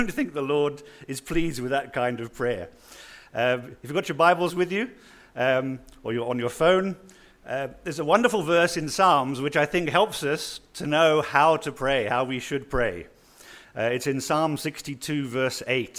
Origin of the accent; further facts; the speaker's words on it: northern Australia, Australia; moved away; also born or lived in United Kingdom / Rundu, Namibia; I just grew up in the UK. I was born in Australia. I grew up in a little dusty town in the north of Australia